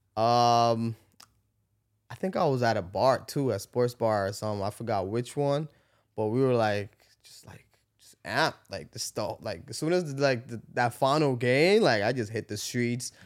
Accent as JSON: {"language": "English", "country": "Canada", "said": "I'm from Canada"}